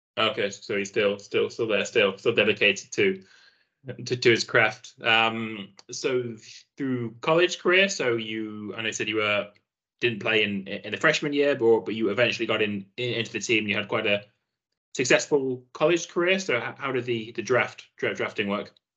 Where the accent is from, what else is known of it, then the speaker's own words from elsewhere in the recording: Nottingham, East Midlands, United Kingdom; also born or lived in Aberdeen, Scotland; I grew up in uh, in in Nottingham, uh, down in England